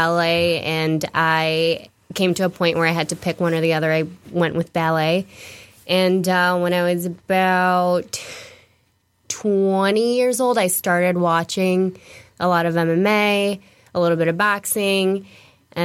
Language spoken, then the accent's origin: English; California, United States; moved away as an adult; also born or lived in New York; now in Michigan, United States; I moved to California when I was 2 years old, so I don't really remember New York. Grew up in California